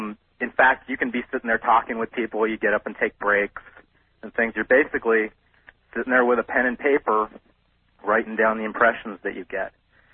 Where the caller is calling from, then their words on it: Los Angeles, California, United States; I'm calling from Los Angeles.